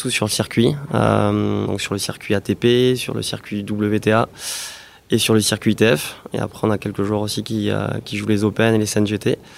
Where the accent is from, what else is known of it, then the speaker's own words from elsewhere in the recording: Toulouse, Occitania, France; Je suis toulousain, ah bah né à Toulouse.